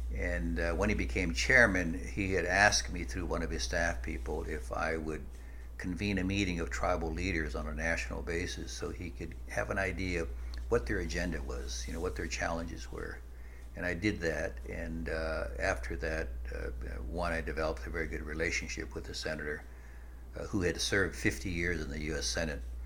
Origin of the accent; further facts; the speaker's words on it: Nebraska, United States; I grew up in the midwest and in uh, nebraska